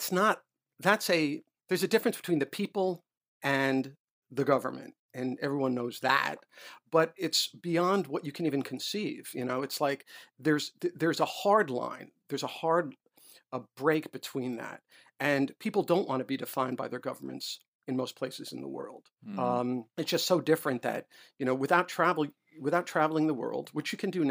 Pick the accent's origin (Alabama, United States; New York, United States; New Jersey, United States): New York, United States; New York City; moved away as an adult; also born or lived in Illinois; now in Washington, United States; I was a white Jewish boy growing up in New York